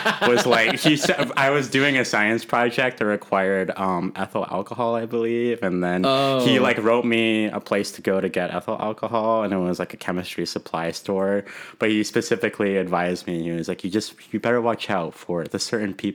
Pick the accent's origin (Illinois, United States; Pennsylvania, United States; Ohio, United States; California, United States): California, United States; Apple Valley; first language English; moved away as an adult; now in Mesa, United States; I was born and raised and lived my whole life in California